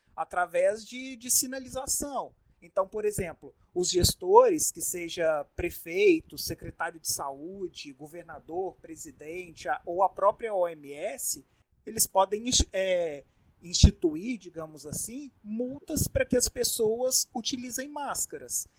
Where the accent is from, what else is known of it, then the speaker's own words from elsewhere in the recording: Minas Gerais, Brazil; now in Manaus, Brazil; eu não sou eu não sou manauara, eu não sou amazonense, eu vim lá de Minas Gerais